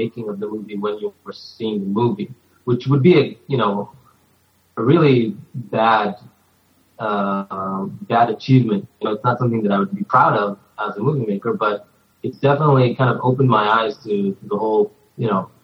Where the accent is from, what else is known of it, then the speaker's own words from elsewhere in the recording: Jerusalem, Jerusalem District, Israel; moved away as an adult; now in United States; I grew up in Israel until I only came to the U.S. about 2.5 years ago.